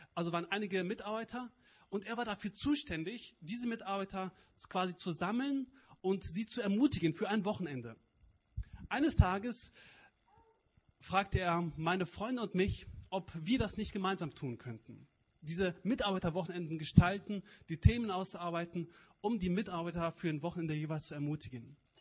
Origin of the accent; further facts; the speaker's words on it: Cologne area, North Rhine-Westphalia, Germany; moved away; Ich komme aus der Kölner Gegend, vielleicht hört ihr das.